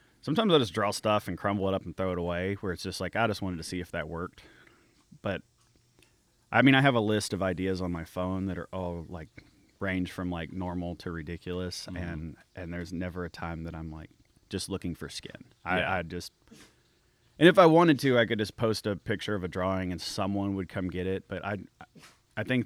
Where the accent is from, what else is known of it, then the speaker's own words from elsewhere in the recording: Arkansas, United States; I'm from Arkansas